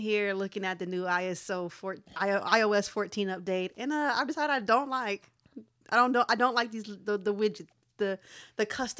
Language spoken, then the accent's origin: English; United States; I'm an American.